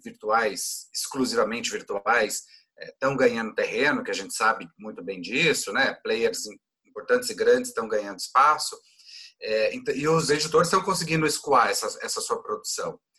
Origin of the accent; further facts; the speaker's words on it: Goiás, Brazil; eu sou goiano